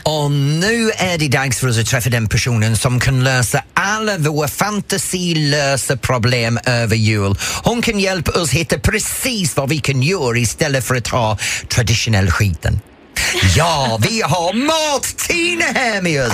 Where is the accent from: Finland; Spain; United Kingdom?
United Kingdom; England; Swedish is a second language; now in Sweden; jag är engelsk